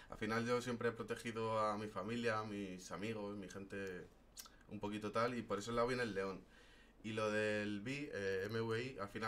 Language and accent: Spanish; Madrid, Community of Madrid, Spain; Sí, soy español de aquí. ¿De {S1} Madrid, Madrid? {S0} De Madrid